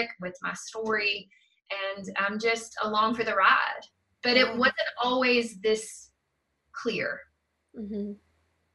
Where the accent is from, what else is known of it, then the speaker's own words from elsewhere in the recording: South Georgia, United States; growing up in South Georgia